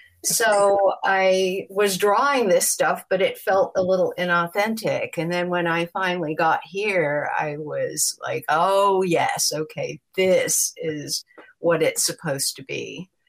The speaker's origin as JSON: {"language": "English", "town": "Los Angeles", "region": "California", "country": "United States", "said": "Well, I came from Los Angeles."}